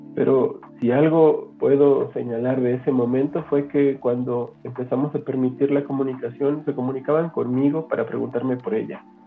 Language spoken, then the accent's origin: Spanish; San Cristóbal de las Casas, Chiapas, Mexico; soy de San Cristóbal de las Casas Chiapas